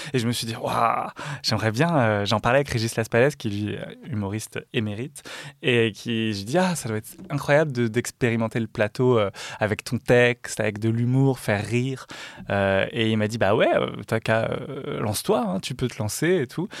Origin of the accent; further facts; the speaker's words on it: Dijon area, Bourgogne-Franche-Comté, France; je viens de là